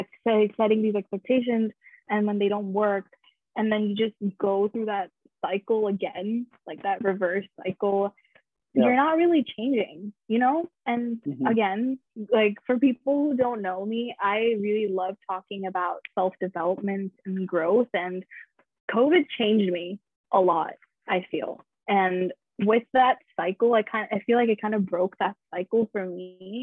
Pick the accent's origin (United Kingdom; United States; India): India; In Indian culture, I am Indian, for anybody who's wondering. I'm just Indian. I don't have two nationalities like Nick.